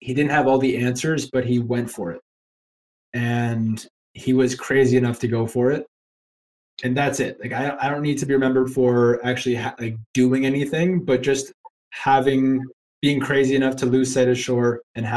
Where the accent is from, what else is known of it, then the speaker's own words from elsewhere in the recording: Canada; moved away as an adult; now in Ireland; I'm a Canadian guy talking to you from Ireland.